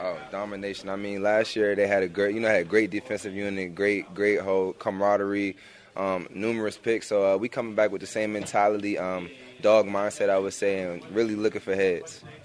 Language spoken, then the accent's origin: English; Maryland, United States; moved away; at home we're kind of a Big Ten, 'cause, you know, we're from Maryland